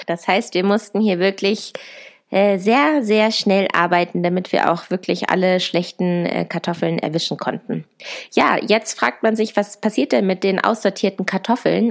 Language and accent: German; Germany; moved away as an adult; now in Chile; bei uns zu Hause in Deutschland